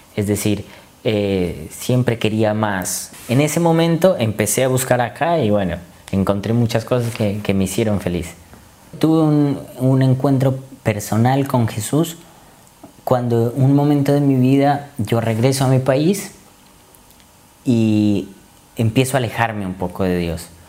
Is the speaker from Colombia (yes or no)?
yes; Colombia; moved away as an adult; vengo de Colombia y vine acá a estudiar medicina